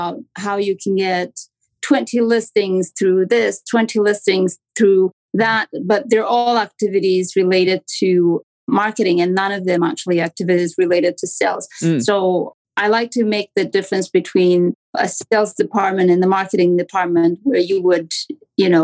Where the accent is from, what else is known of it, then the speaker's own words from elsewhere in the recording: Romania; accent: Romanian; English is a second language; moved away as an adult; now in Toronto, Canada; I'm from Canada in Toronto. But as you can probably hear, I have a strong accent that comes from Romania. I'm an immigrant.